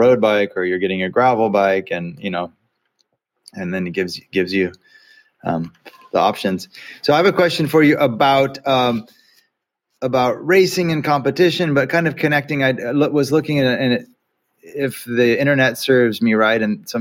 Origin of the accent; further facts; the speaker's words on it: California, United States; as a Californian